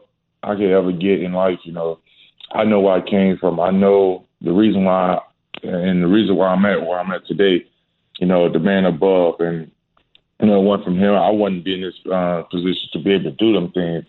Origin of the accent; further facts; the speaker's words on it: Starkville, Mississippi, United States; moved away; go back to my hometown, go back to Starkville, where I played ball